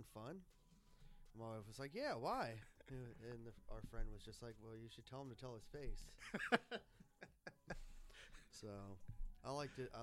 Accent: Montgomery County, Maryland, United States; Montgomery County, Maryland, right here

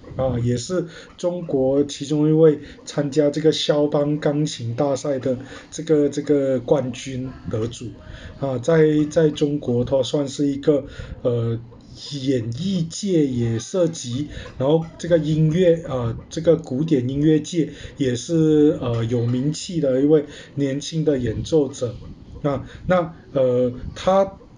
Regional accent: Malaysia; 我们既然出生在马来西亚， 那我们就是属于马来西亚人

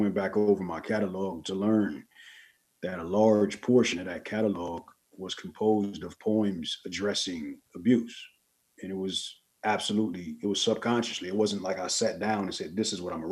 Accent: Los Angeles, California, United States; moved away as an adult; now in Las Vegas, United States; I'm originally from Los Angeles, California

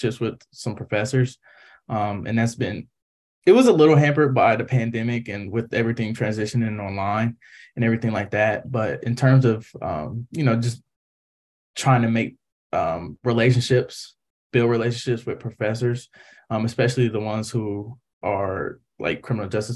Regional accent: Columbus, Ohio, United States; moved away; I'm from Columbus, Ohio

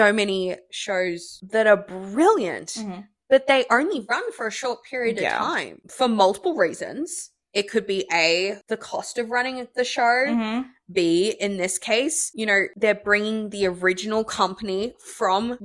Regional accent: Australia; moved away; an Aussie

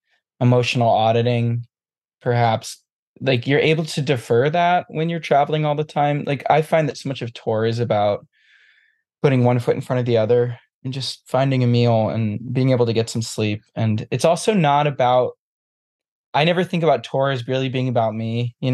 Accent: New England, United States; Which I grew up in New England, in a small town

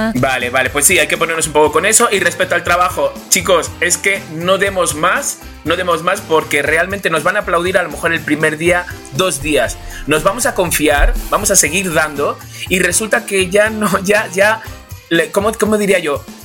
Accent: Spain; Soy español

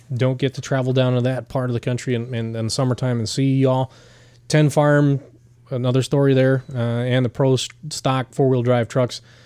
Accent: Romeo, Michigan, United States; growing up in Romeo, yeah, it's a rural orchard farm, truck farm community

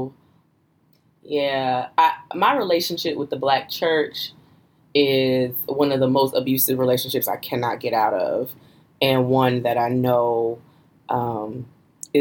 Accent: New Jersey, United States; I was born and raised in Jersey

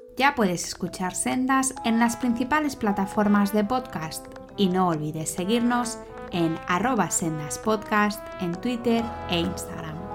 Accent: Valladolid, Castile and León, Spain; yo también soy de Valladolid

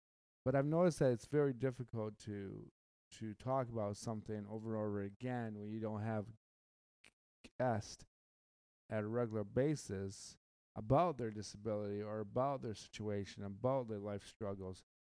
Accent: Michigan, United States; I'm from the Midwest. I'm from Michigan. I am from the Great Lakes State.

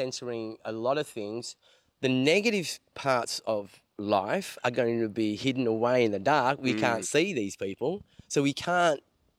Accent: Perth, Western Australia, Australia; moved away as an adult; also born or lived in Melbourne; I grew up in a suburb called Langford, so that's the southern, so southeast. So about, say, 10Ks, 15Ks east of Fremantle.

